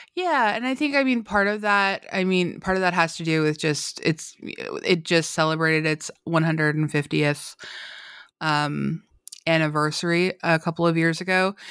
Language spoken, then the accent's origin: English; Canada; I'm Canadian